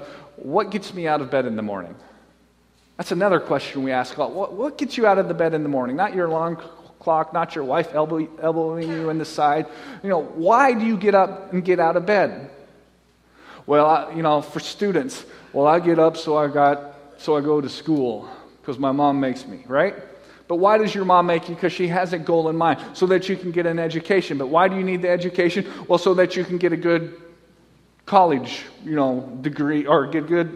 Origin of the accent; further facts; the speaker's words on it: Nebraska, United States; I'm from Nebraska. That's where I grew up